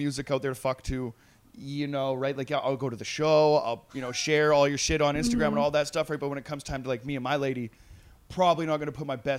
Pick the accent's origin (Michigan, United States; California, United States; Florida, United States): California, United States; Long Beach; I'm from East Side Trail BC and shit.